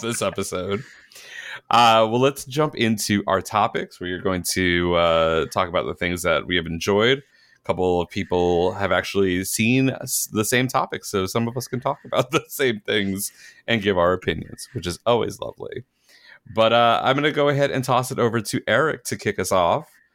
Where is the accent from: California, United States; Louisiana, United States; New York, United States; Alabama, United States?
New York, United States; moved away; also born or lived in Georgia; growing up in New York